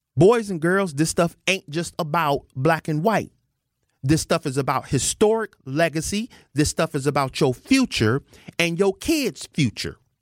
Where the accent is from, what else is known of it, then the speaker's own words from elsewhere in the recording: United States; I'm an American.